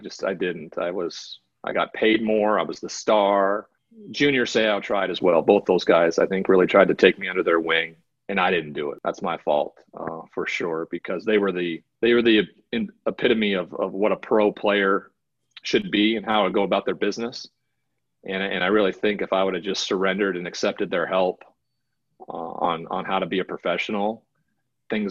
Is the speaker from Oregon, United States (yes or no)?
no; Great Falls, Montana, United States; we grew up in Great Falls, Montana